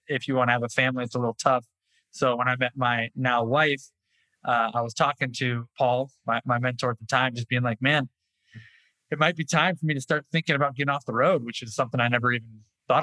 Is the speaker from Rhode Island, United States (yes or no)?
no; Orange County, California, United States; I've born and raised in Orange County, California. Lived within 5 square miles for 41 years now